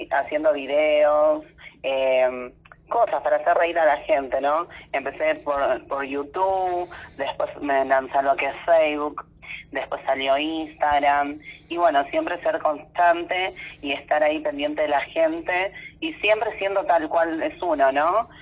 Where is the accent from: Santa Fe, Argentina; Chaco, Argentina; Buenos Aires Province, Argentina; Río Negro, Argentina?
Buenos Aires Province, Argentina; Virrey del Pino; yo soy acá de zona oeste, de La Matanza, soy de, ruta 3, kilómetro 36. Este es Virrey del Pino